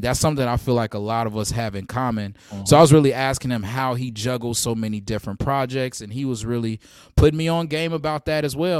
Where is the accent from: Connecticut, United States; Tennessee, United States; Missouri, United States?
Tennessee, United States; Nashville; moved away as an adult; also born or lived in Gary, Indiana; now in Bronx, New York, United States; I was raised in Nashville, Tennessee